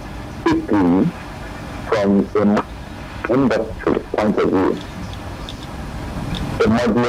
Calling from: Ikoyi, Lagos, Nigeria

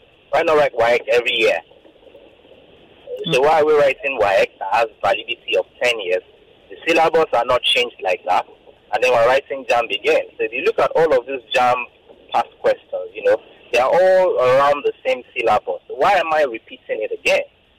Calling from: Lagos, Nigeria; I'm calling from Ogudu.

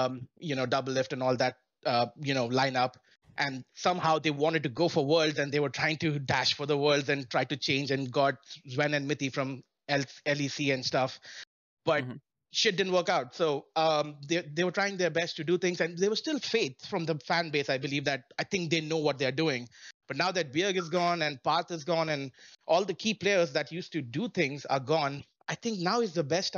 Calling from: Melbourne, Florida, United States; Hey, I'm calling from Melbourne, Florida.

